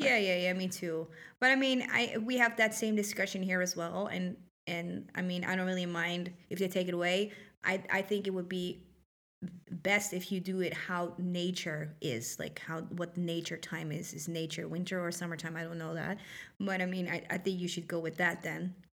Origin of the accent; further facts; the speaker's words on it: Netherlands; moved away; I'm not from here. I'm from the Netherlands